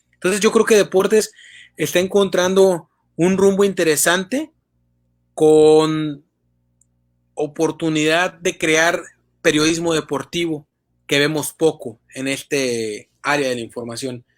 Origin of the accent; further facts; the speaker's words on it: Tamaulipas, Mexico; un periodista tamaulipeco